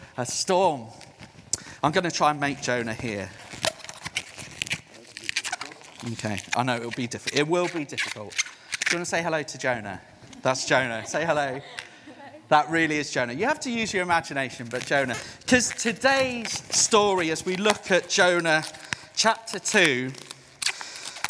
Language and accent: English; South Africa; now in United Kingdom; I'm a missionary to the UK. I was born in South Africa